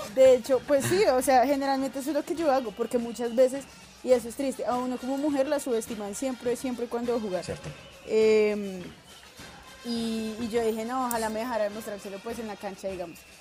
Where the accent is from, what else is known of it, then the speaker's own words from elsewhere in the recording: Colombia; moved away; soy de Colombia.